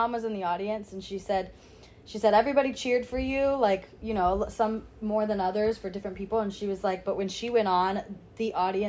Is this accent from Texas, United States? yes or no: yes; Fort Worth, Texas, United States; moved away as an adult; also born or lived in Brussels, Belgium; now in New York, United States; So I was born in Brussels, Belgium, but I moved to the States when I was 3. So I was raised in Fort Worth, Texas.